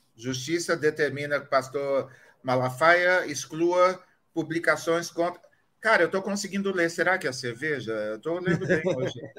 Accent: Marília, São Paulo, Brazil; Eu sou de Marília

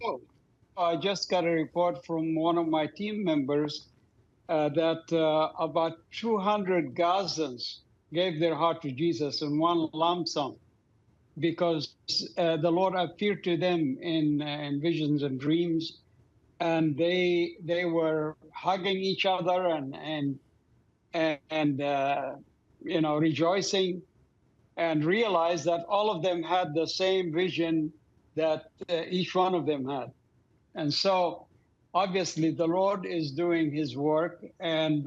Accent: Doha, Qatar; moved away; I grew up in Doha, Qatar.

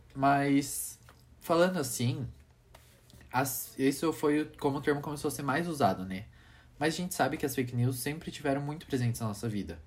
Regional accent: Brazil; nossa cultura brasileira

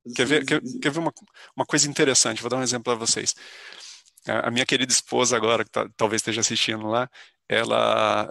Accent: São José dos Campos, São Paulo, Brazil; moved away as an adult; now in São Carlos, Brazil; ainda em São José dos Campos, que é onde eu nasci, eu fiz colégio técnico lá, na ETEP

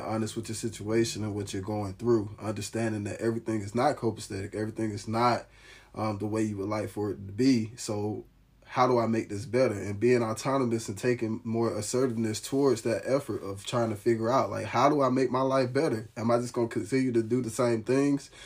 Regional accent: Alabama, United States; now in Nashville, United States; I'm from the Alabama area

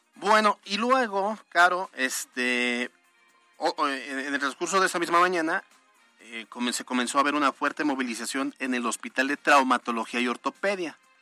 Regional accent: Puebla, Mexico; como poblanos

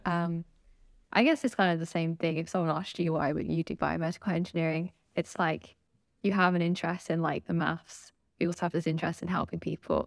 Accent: London, United Kingdom; been from, grown up in London my whole life, and obviously I'm still in London.

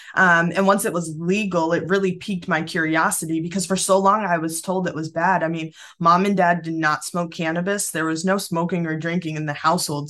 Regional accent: Springfield, United States; born or raised there

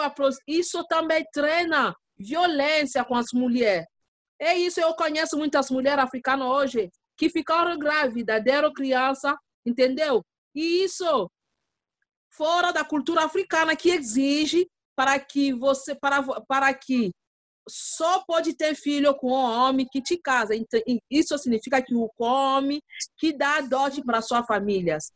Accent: DR Congo; Portuguese is a second language; moved away as an adult; now in São Paulo, Brazil; Porque agora eu não sou, só congolesa, não. Agora eu sou brasileira

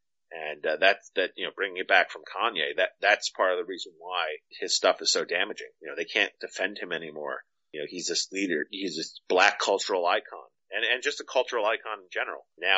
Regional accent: Nigeria; First of all, I'm Nigerian

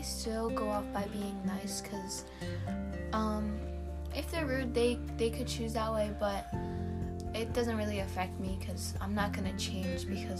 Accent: United States; I was born here in the U.S., but my family comes from Egypt.

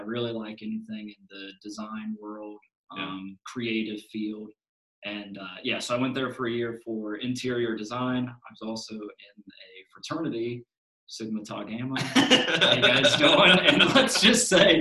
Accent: Cincinnati, Ohio, United States; I'm originally from the Cincinnati area or suburbs of Cincinnati.

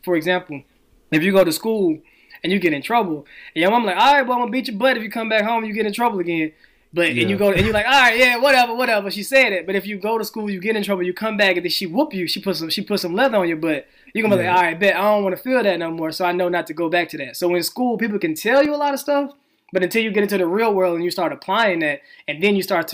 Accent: Helena, Arkansas, United States; now in Los Angeles, United States; I grew up in Helena, so that's Southeast Arkansas, a really poor

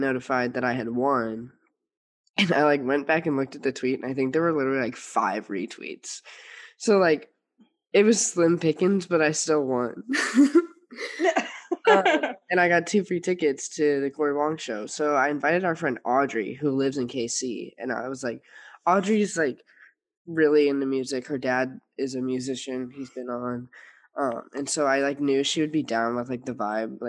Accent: St. Louis, Missouri, United States; moved away; I'm from St. Louis

